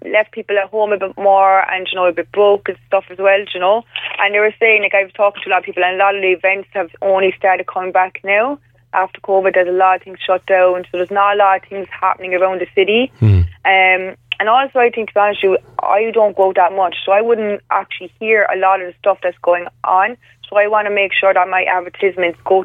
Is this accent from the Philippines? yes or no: no; Cork, Munster, Ireland; I'm from Cork